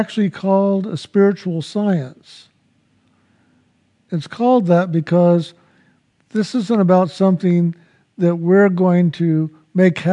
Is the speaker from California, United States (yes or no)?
no; San Antonio, Texas, United States; I was born in San Antonio, Texas